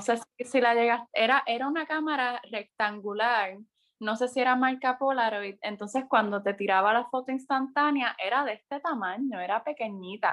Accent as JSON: {"language": "Spanish", "town": "San Sebastián", "country": "Puerto Rico", "tie": "born or raised there", "also_born_or_lived": "Mayagüez", "said": "Mi pueblo de crianza, San Sebastián"}